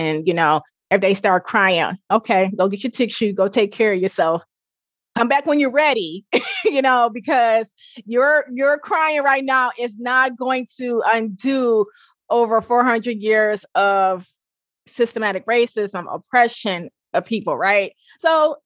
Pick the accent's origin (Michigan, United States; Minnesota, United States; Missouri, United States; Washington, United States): Michigan, United States; Pontiac; also born or lived in Hattiesburg, Mississippi; I'm from Pontiac, Michigan. Even though I was born in Hattiesburg, Mississippi, I'm from Pontiac, Michigan